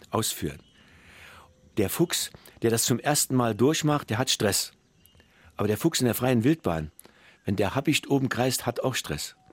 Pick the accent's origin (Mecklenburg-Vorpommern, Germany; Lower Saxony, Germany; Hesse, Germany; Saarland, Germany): Saarland, Germany; sage ich jetzt mal als Saarländer